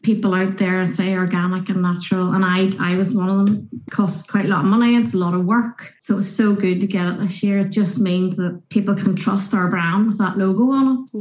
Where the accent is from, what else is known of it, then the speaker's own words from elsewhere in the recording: Northern Irish, Northern Ireland, United Kingdom; being Northern Irish